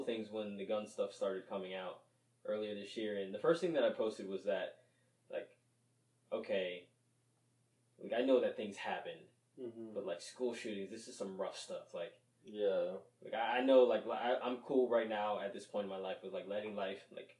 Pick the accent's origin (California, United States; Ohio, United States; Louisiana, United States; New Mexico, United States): Louisiana, United States; New Orleans; now in Kingwood, United States; I was born in New Orleans